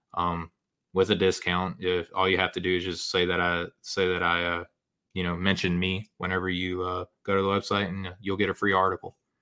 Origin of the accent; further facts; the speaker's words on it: Arkansas, United States; I'm from Arkansas